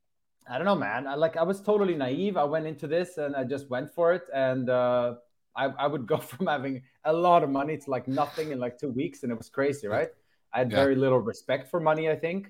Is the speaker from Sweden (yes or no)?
yes; Sweden; moved away as an adult; also born or lived in Netherlands; I was living with my friends at home in Sweden